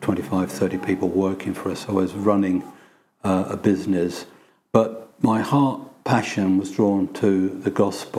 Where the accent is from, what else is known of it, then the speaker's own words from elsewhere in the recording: London, United Kingdom; also born or lived in Bournemouth; I'm a London lad. Though I was born in Bournemouth, I spent all my life, bar those first 6 months, in London.